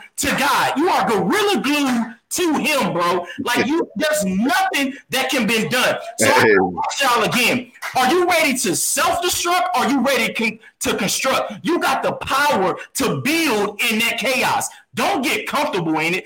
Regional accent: Texas, United States; I'm from Texas.

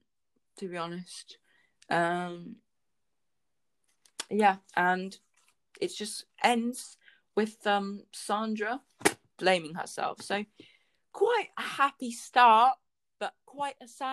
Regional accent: United Kingdom; I'm a British citizen

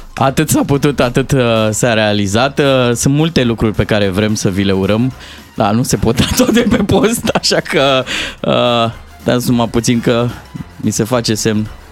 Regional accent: Târgoviște, Dâmbovița County, Romania; now in Bucharest, Romania; în orașul meu natal, uh, Târgoviște

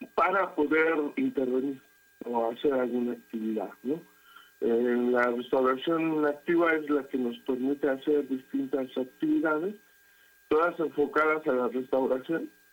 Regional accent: San Gregorio Atlapulco, Mexico City, Mexico; soy originario de San Gregorio de que es la zona lacustre

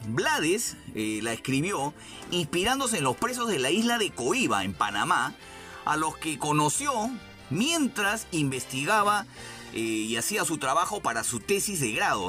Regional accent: Lima, Peru; yo también soy de Breña, empezamos a ubicarnos, yo soy más o menos por, la, por el mercado La Flores

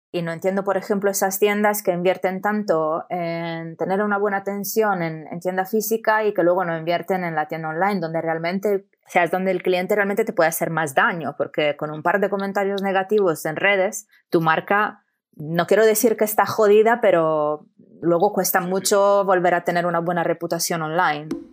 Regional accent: Italy; Spanish is a second language; moved away as an adult; also born or lived in Amsterdam / Barcelona; soy italiana, son creo que ya más de 10 años que no vivo en Italia

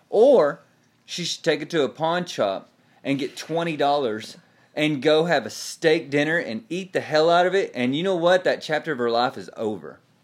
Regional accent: Texas, United States; now in Tulsa, United States; I live in Tulsa. I am still a Cowboy fan because I am from Texas

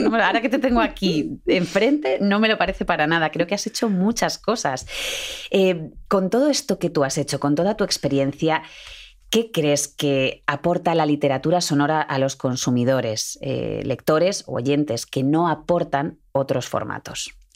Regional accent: Madrid, Community of Madrid, Spain; En Madrid estamos muy poquitos de Madrid. De todo el mundo, los, que somos poquitos somos los de Madrid.

